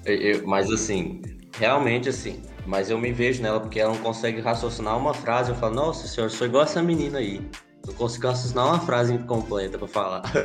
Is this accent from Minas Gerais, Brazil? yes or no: no; Goiás, Brazil; accent: Goiano; nós goiano, a gente fala errado assim, fala arrastado assim